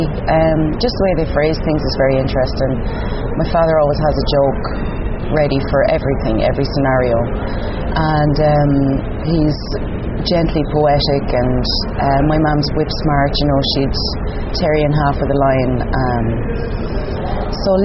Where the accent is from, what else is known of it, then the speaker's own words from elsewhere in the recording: Enniscorthy, County Wexford, Ireland; moved away as an adult; also born or lived in Dublin; now in Berlin, Germany; I did a one-year course in my hometown, Enniscorthy